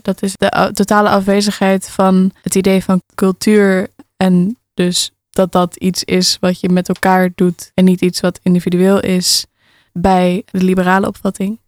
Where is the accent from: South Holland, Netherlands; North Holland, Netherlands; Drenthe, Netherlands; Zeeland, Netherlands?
North Holland, Netherlands; Alkmaar; Ik ben opgegroeid in een flat in Alkmaar